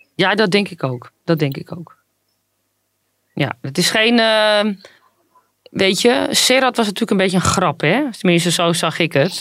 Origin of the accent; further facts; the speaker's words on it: Netherlands; mij als, als Nederlandse